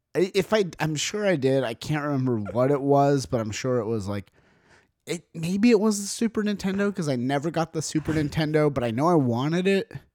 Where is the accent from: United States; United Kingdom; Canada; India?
United States; I am an American